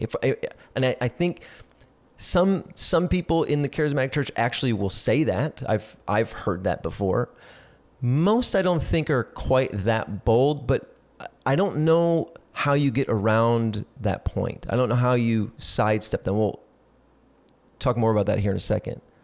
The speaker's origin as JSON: {"language": "English", "region": "South Central Minnesota", "country": "United States", "tie": "born or raised there", "said": "I grew up in South Central Minnesota"}